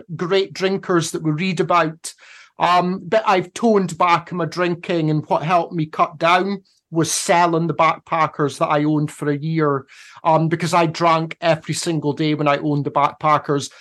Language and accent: English; Scotland, United Kingdom; moved away as an adult; also born or lived in Phnom Penh, Cambodia; I'm Scottish